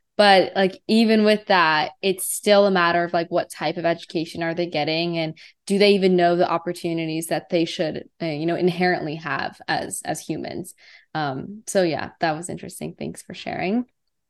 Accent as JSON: {"language": "English", "country": "United States", "tie": "born or raised there", "said": "my mom's like Vietnamese and my dad's Iranian and obviously like I was born in America"}